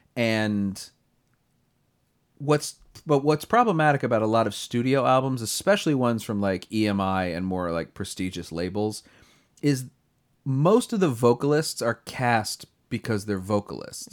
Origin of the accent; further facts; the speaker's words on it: Delaware, United States; I'm from Delaware, too